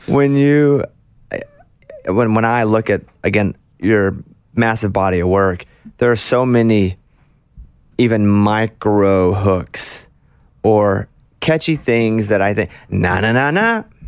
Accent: Mountain Pine, Arkansas, United States; I grew up in Mountain Pine, Arkansas

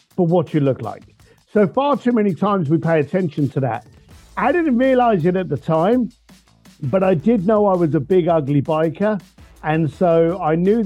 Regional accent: London, United Kingdom; I was born a bricklayer in London.

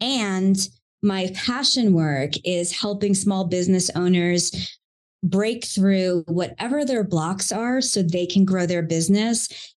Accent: Long Island, New York, United States; accent: Long Island; I grew up in Long Island, New York, and you will not hear the accent unless I talk too much to you. I have lost it now, thank goodness.

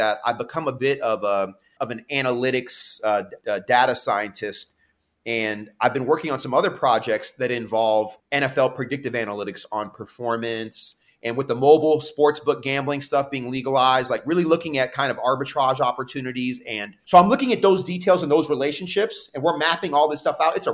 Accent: Santa Cruz, California, United States; also born or lived in San Diego; I'm Santa Cruz and San Diego. Those are like my hometown A and hometown

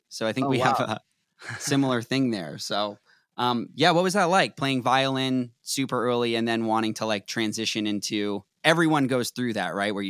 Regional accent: Boston, Massachusetts, United States; now in Los Angeles, United States; Yep, I'm Boston.

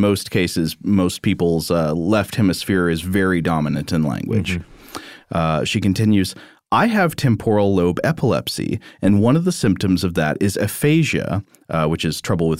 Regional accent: Canada; Yes, I'm Canadian.

